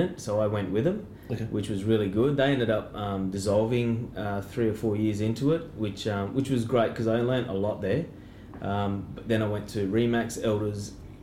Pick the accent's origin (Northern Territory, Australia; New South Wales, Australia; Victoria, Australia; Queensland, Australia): Northern Territory, Australia; also born or lived in Brisbane; I was back up here when I was 8 months old. So I've been here all my life